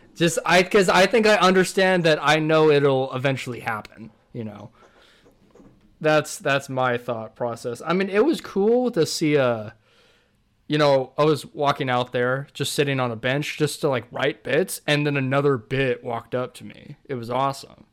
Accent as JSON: {"language": "English", "region": "California", "country": "United States", "tie": "born or raised there"}